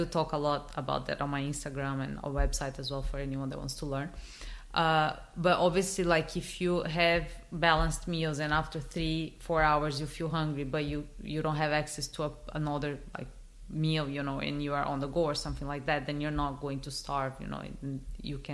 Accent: Brazil; moved away; I'm originally from Brazil.

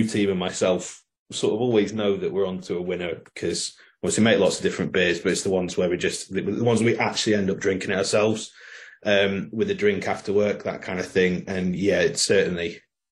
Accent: South Cumbria, Lake District, North West England, United Kingdom; also born or lived in Scotland; we're from South Cumbria, from the Lake District

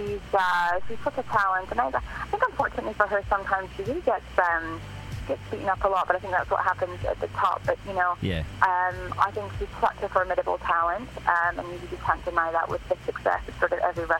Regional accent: Scotland, United Kingdom; moved away as an adult; also born or lived in United States; now in Toronto, Canada; I was actually born and raised in Scotland.

